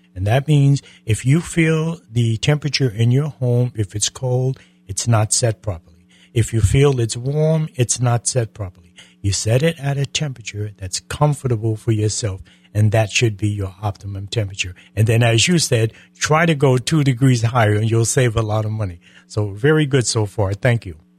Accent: Connecticut, United States; now in Florida, United States; I'm from Connecticut

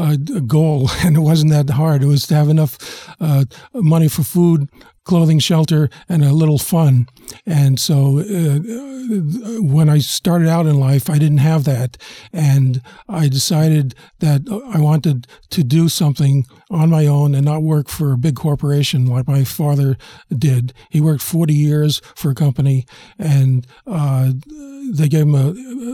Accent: New York City, New York, United States; I was born in the South Bronx, and as I found out later in life, I lived six blocks away from Colin Powell, and we both lived there in 1953, 4, and 5

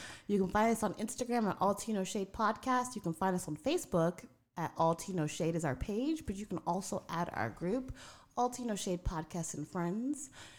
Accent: New York City, New York, United States; moved away; but I actually am from Brooklyn. Shout out Canarsie.

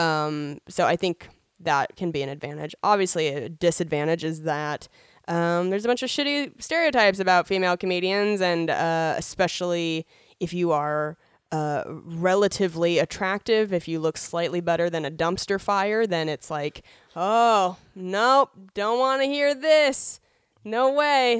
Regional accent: Spokane, Washington, United States; moved away as an adult; also born or lived in Seattle; now in Los Angeles, United States; being born and raised in Spokane

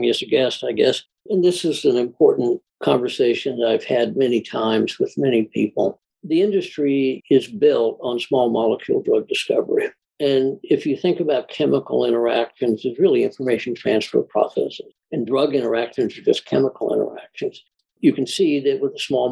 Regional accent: Indianapolis, Indiana, United States; moved away as an adult; also born or lived in Houston, Texas; I grew up in Indianapolis, Indiana

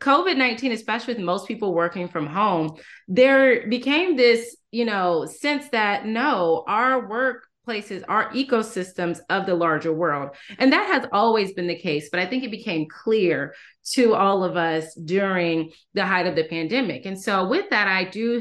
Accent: Durham, North Carolina, United States; I'm from Durham, North Carolina, originally

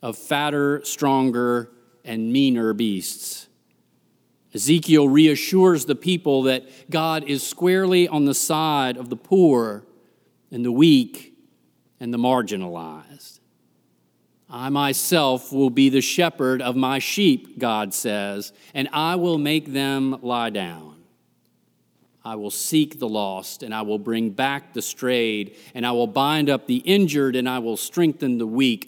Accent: Greensboro, North Carolina, United States; moved away; Growing up in Greensboro

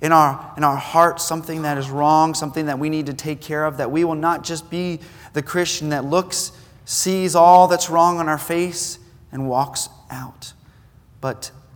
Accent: New Zealand; Now, I grew up in New Zealand. I was a missionary kid, and so I was used to the culture already.

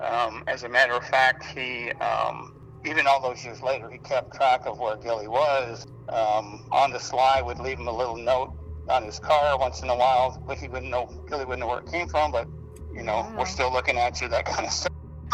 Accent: Norman, Oklahoma, United States; "Norman, Oklahoma."

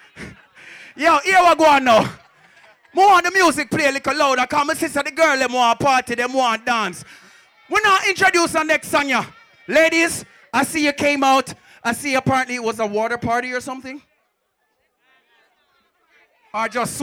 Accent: Kingston, Jamaica; I'm from Kingston, Jamaica

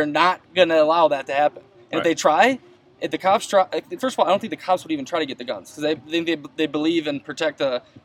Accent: United States; This is what I was born with, lived in this country. I'm an American.

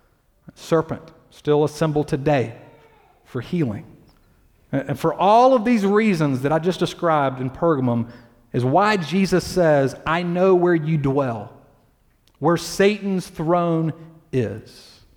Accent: Deep South, United States; now in Durham, United States; I grew up in the Deep South and lived in a city and attended a university where most people would tell you they were a Christian, even if they weren't.

